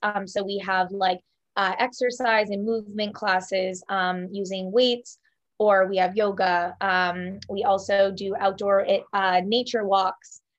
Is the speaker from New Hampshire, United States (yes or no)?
yes; New Hampshire, United States; also born or lived in Fremont, New Hampshire; I'm from New Hampshire. Um, I grew up in New Hampshire.